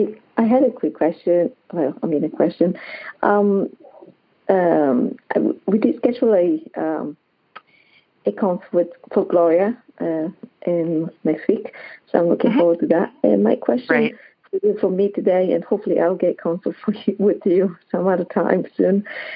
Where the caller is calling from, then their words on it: Hilton Head, South Carolina, United States; I'm calling from Hilton Head, South Carolina.